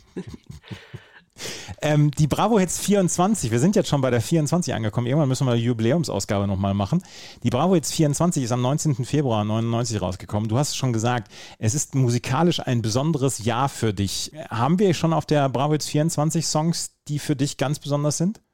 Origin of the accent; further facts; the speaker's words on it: Bad Oeynhausen, North Rhine-Westphalia, Germany; habe ich im Sonderpostenmarkt gearbeitet bei uns in Bad Oeynhausen